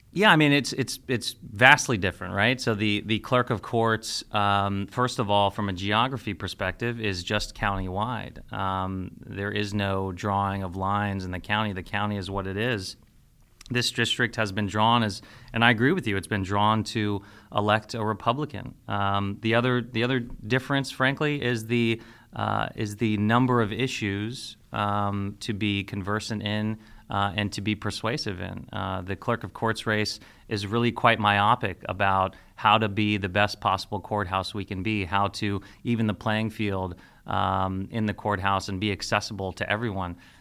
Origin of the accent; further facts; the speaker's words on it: Beavercreek, Ohio, United States; also born or lived in Washington, D.C. / Cincinnati, Ohio; I was born and raised in Ohio